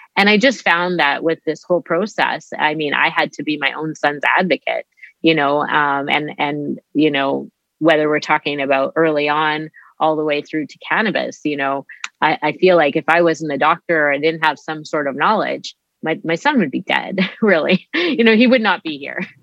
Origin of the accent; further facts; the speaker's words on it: Winnipeg, Manitoba, Canada; I grew up here in Winnipeg.